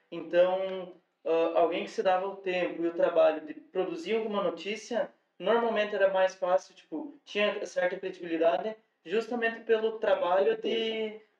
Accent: Piratuba, Santa Catarina, Brazil; moved away; Porque eu vim de Piratuba, né? Então, ah. tipo, meio pequeno. Ou se era porque eu morava no interior

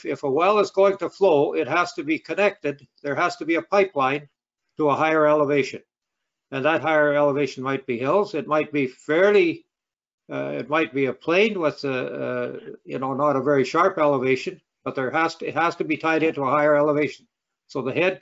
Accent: Rosetown, Saskatchewan, Canada; I was raised in the Rosetown country near Milden

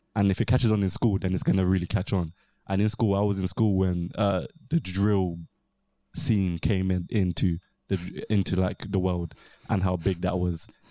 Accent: London, United Kingdom; South East London

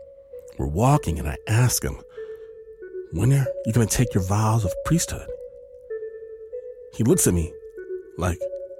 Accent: Michigan, United States; I'm from Michigan, not LA, not New York

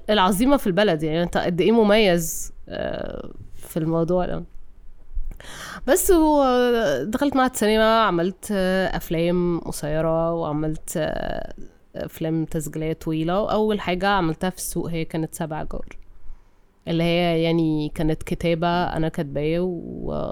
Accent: Cairo, Cairo Governorate, Egypt; اتولدت في القاهرة

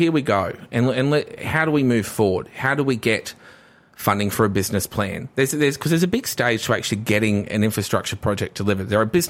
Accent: Redbank Plains, Queensland, Australia; Redbank Plains feels like I'm from Redbank Plains, and we feel like we don't get anything.

